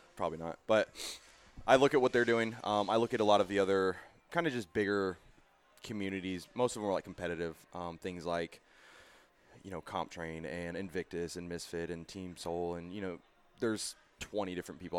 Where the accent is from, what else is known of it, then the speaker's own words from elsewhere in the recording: Boise, Idaho, United States; moved away as an adult; I'm originally from Boise, Idaho.